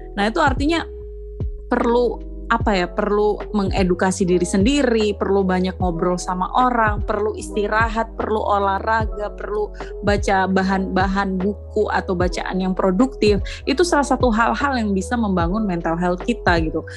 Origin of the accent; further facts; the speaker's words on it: Surabaya, East Java, Indonesia; moved away; also born or lived in Flores, East Nusa Tenggara / Bajawa; lahir besarnya di Surabaya